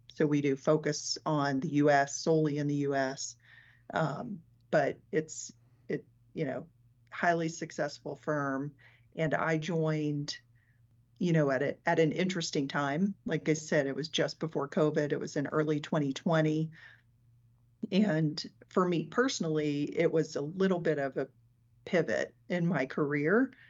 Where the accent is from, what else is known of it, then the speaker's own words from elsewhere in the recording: Mountain Home, Arkansas, United States; moved away as an adult; now in Denver, United States; born and raised in Arkansas